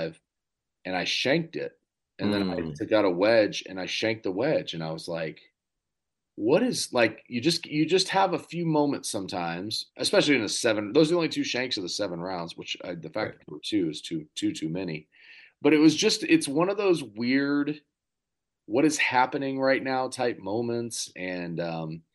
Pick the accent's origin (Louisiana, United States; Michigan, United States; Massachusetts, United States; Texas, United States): Texas, United States; Dallas; We're both from Dallas